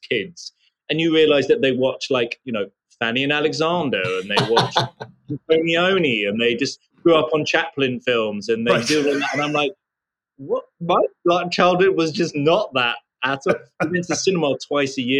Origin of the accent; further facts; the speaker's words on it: United Kingdom; I was just a regular suburban kid living outside of London.